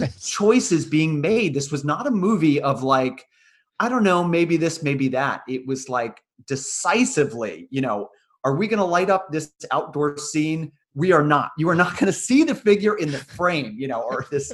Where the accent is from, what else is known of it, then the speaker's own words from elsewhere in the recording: United States; me growing up you know born in the 80s after these events in america